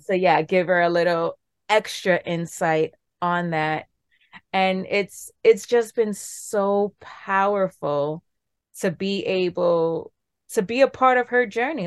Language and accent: English; New York City, New York, United States; I'm from New York City, born and raised in the Bronx.